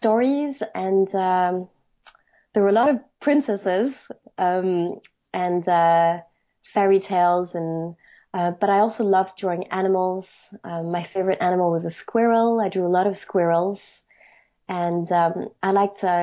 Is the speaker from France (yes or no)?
yes; Paris, Île-de-France, France; moved away as an adult; also born or lived in Edinburgh, United Kingdom; now in London, United Kingdom; I'm French. I grew up in Paris